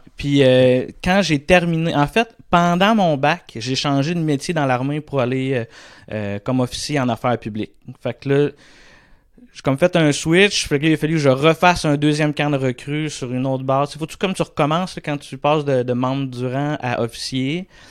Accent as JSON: {"language": "French", "town": "Saint-Boniface", "region": "Quebec", "country": "Canada", "tie": "born or raised there", "also_born_or_lived": "Shawinigan", "said": "je suis originaire de, de, Shawinigan. Je suis né à Shawinigan, mais j'ai toujours habité à Saint-Boniface, là, qui est à cinq minutes de Shawi"}